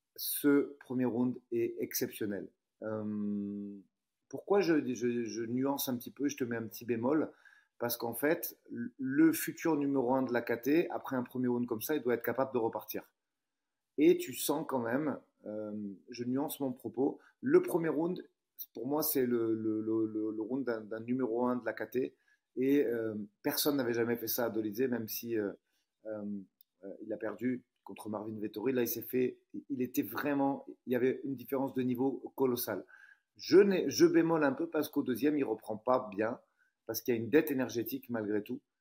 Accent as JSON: {"language": "French", "country": "France", "said": "je suis français"}